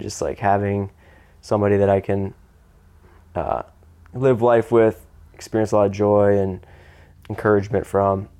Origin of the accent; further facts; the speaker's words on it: United States; I'm American